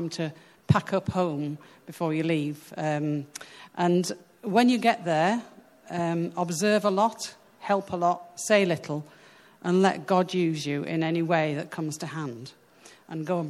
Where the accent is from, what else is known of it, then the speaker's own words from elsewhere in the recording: United Kingdom; moved away as an adult; now in Sweden; we're British